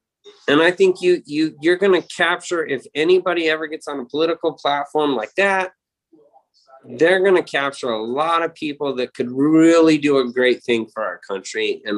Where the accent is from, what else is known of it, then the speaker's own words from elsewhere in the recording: Spearfish, South Dakota, United States; moved away; also born or lived in Sundance, Wyoming; When I moved from South Dakota in Spearfish over to Sundance, I was a little bit better than everybody in my age group.